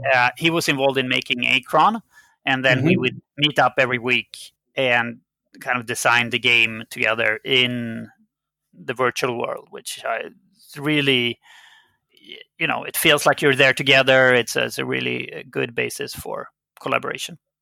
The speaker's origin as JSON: {"language": "English", "country": "Sweden", "first_language": "Swedish", "second_language": "English", "said": "I'm a Swedish citizen, so my native language was Swedish"}